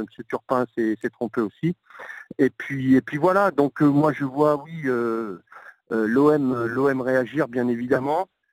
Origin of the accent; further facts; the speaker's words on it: France; en tant que Français